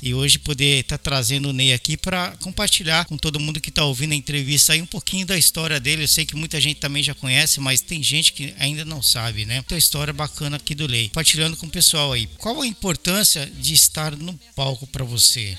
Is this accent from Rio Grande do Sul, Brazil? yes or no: no; São Paulo, Brazil; now in Osaka, Japan; nasci em 70, você chegou um ano depois que eu nasci em São Paulo